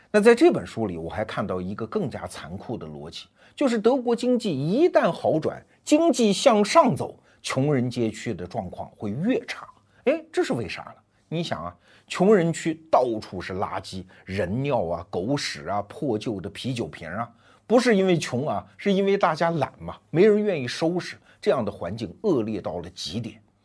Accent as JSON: {"language": "Chinese", "country": "China", "said": "我们中国人"}